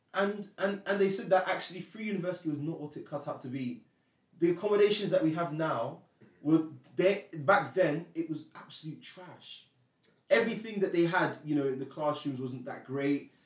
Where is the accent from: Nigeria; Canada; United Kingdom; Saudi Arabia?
Nigeria; moved away; I'm Nigerian